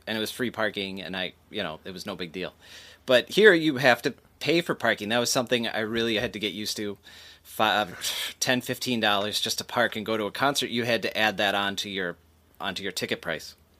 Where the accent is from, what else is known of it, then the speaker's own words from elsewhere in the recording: Green Bay, Wisconsin, United States; moved away as an adult; now in Los Angeles, United States; growing up in Green Bay